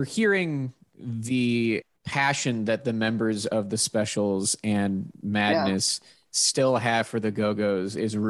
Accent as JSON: {"language": "English", "town": "Pittsburgh", "region": "Pennsylvania", "country": "United States", "said": "I'm from Pittsburgh. So that like mid-Atlantic area, I am very familiar with that type of accent."}